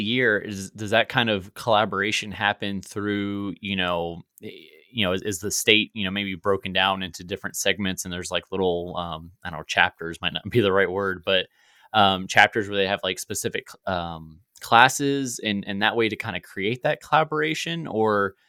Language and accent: English; Virginia, United States; now in Missouri, United States; I'm originally from Virginia, so bordering. I'm in Missouri now